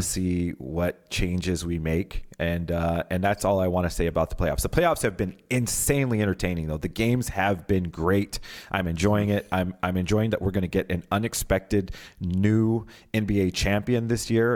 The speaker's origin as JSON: {"language": "English", "town": "Pomona", "region": "California", "country": "United States", "tie": "born or raised there", "said": "I was born in Pomona, California"}